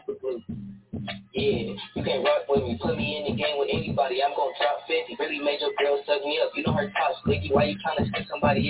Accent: Cleveland, Ohio, United States; I'm from Cleveland.

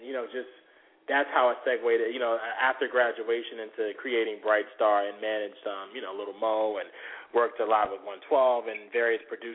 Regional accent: Norfolk, Virginia, United States; I'm from Norfolk originally, and then I went to high school in Virginia Beach, but that's my stomping ground, 757

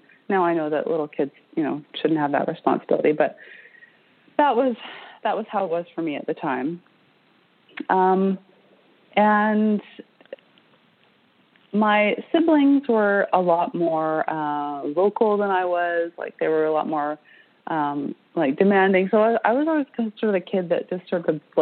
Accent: British Columbia, Canada; I grew up in British Columbia on the west coast of Canada.

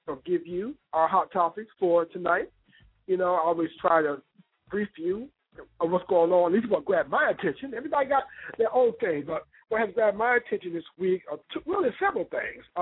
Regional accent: Ohio, United States; also born or lived in Chicago; but I'm from Ohio. I lived in Chicago. I lived all over the world.

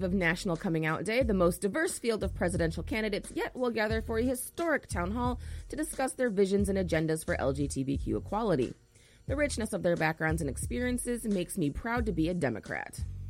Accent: North Carolina, United States; I was raised in North Carolina by an extraordinary Southern Baptist woman who spent her nights working at Sears to support us.

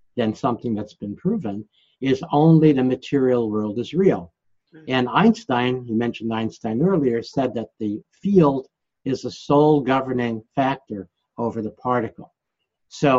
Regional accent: New York City, New York, United States; I'm from Brooklyn, New York

